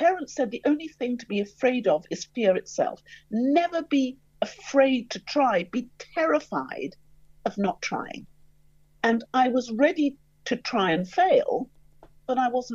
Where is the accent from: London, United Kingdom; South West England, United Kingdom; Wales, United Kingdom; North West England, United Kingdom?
London, United Kingdom; I grew up in the East End of London, going to a state school